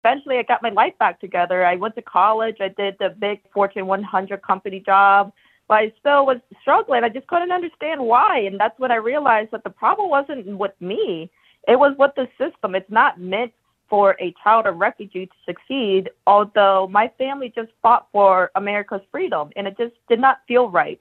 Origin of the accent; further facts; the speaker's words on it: Whitehall, Ohio, United States; my hometown of Whitehall